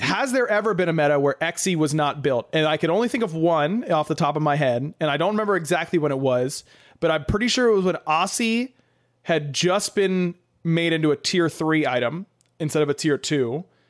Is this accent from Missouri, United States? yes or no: no; Pittsburgh, Pennsylvania, United States; moved away; I'm driving back home, going to Pittsburgh